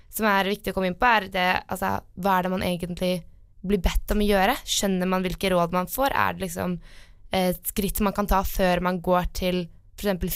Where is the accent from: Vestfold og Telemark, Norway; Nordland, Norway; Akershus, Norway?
Akershus, Norway; Asker; Jeg kommer eh, fra Asker, litt utenfor Oslo.